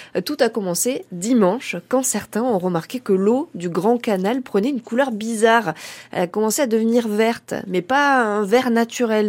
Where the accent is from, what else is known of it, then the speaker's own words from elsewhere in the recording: Berry, Centre-Val de Loire, France; chez nous en Berry